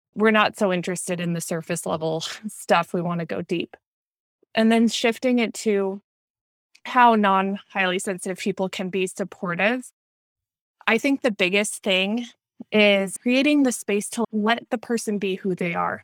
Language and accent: English; Minnesota, United States; now in Southern California, United States; I grew up in Minnesota